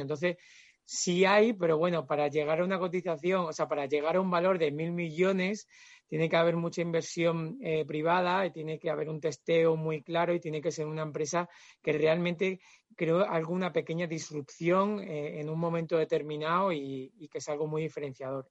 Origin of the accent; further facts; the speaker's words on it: Extremadura, Spain; soy extremeño